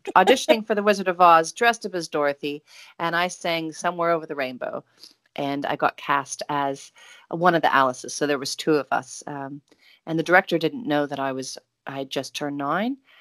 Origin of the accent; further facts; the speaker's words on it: Oregon, United States; growing up in Oregon with great parents